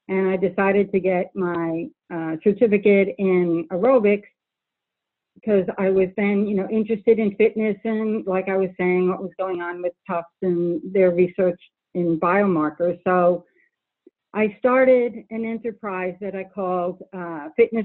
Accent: New Jersey, United States; moved away as an adult; also born or lived in Toledo, Ohio / Texas; I was raised in New Jersey

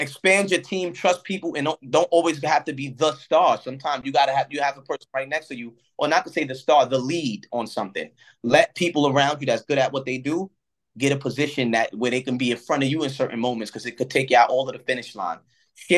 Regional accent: New York, United States; I'm from New York

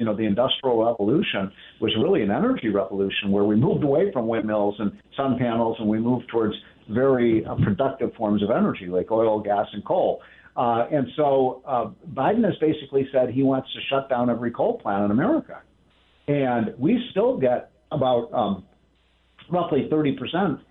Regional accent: Chicago, Illinois, United States; now in Washington, United States; I'm from Chicago

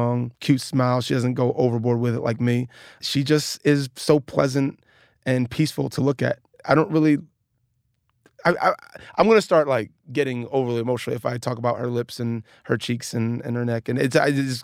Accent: Atlantic City, New Jersey, United States; I grew up in Atlantic City, New Jersey, two blocks from the beach

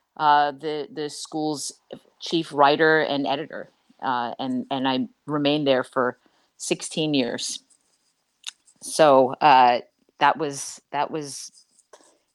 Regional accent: Massachusetts, United States; I grew up in Massachusetts

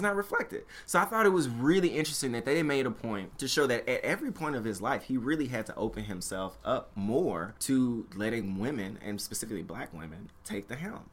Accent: Memphis, Tennessee, United States; moved away; growing up in Memphis, Tennessee

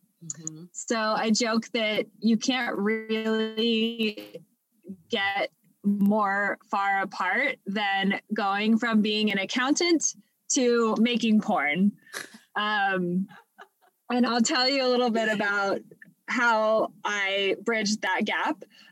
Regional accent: Los Angeles, California, United States; now in Texas, United States; I actually grew up in Los Angeles

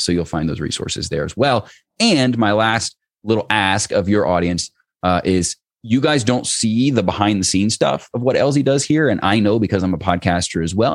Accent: Cincinnati, Ohio, United States; in Cincinnati, where I live, I grew up in Cincinnati

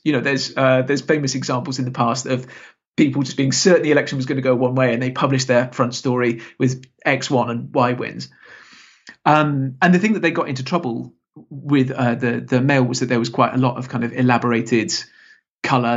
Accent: Salisbury, South West England, United Kingdom; moved away; it's actually my, my hometown

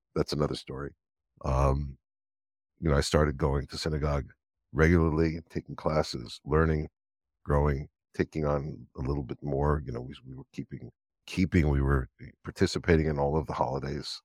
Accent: Los Angeles, California, United States; now in Israel; I was born in Los Angeles, of the old Cedars of Lebanon Hospital

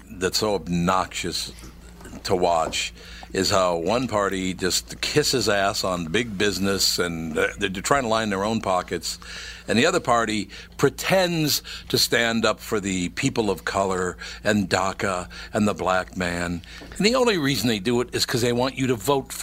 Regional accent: Minneapolis, Minnesota, United States; When I grew up in North Minneapolis, since I was a little kid

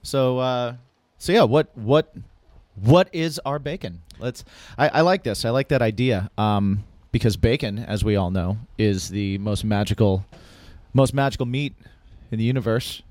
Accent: Indiana, United States; also born or lived in New Hampshire; when I was growing up in Indiana, and even before that when I was in New Hampshire

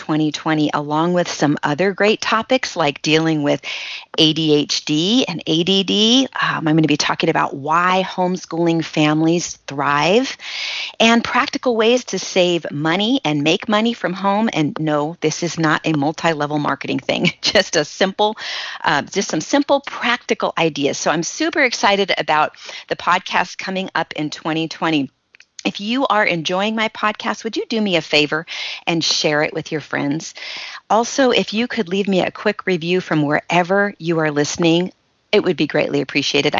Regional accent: Shafter, California, United States; moved away; I grew up in the Central Valley near Bakersfield in a little tiny town called Shafter.

